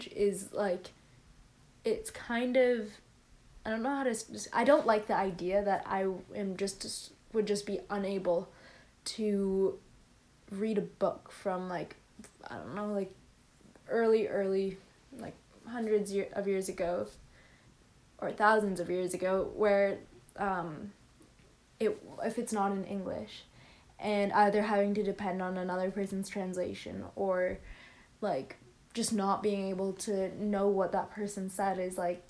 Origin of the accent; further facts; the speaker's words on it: Canada; I am Canadian.